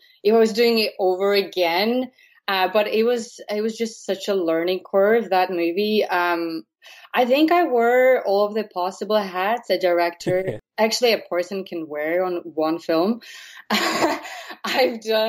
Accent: Latvia; now in Blessington, Ireland; I wrote it in Latvian originally, so I'm from Latvia

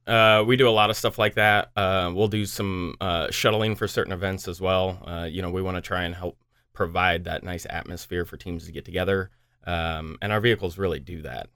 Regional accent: United States; now in Des Moines, United States; I'm from the Quad Cities

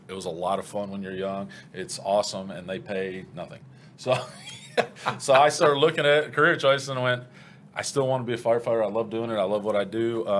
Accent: Cleveland, Ohio, United States; born there; and I was born in Cleveland.

